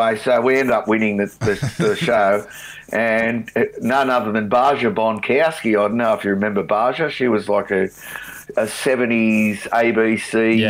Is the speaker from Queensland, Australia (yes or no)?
no; Newcastle, New South Wales, Australia; growing up in Newcastle, it was a massive cover scene.